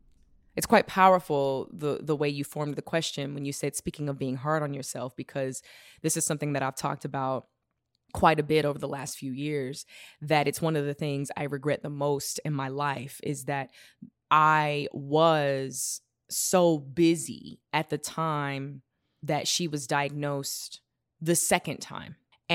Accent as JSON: {"language": "English", "region": "the South", "country": "United States", "tie": "born or raised there", "said": "There were so many things I didn't know growing up in the South."}